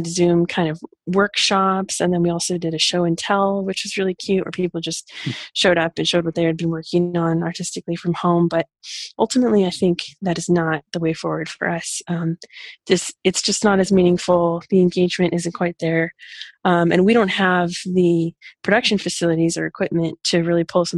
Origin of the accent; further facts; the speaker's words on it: rural Oregon, United States; also born or lived in Portland, Oregon / Tel Aviv, Israel; I was born in Portland, but I grew up out in rural Oregon on a farm